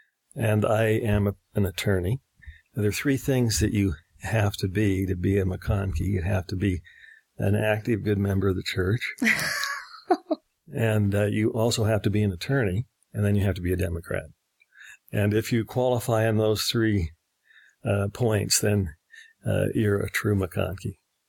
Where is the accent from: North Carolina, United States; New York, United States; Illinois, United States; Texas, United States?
New York, United States; New York City; also born or lived in London, United Kingdom; And so I grew up in New York City. I grew up in London, where my mother taught at the University of London.